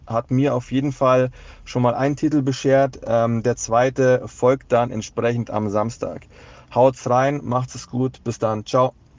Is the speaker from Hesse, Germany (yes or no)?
no; Munich, Bavaria, Germany; als natürlich äh, gebürtiger Münchner ist man hier FC Bayern München-Fan